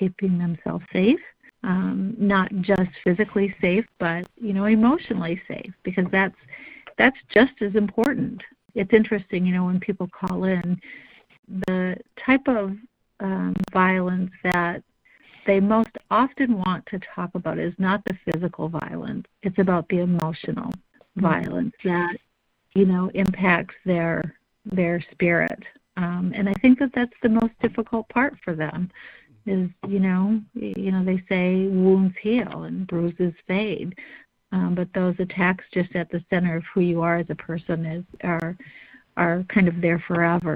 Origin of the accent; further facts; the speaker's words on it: Northern Michigan, United States; I'm from Northern Michigan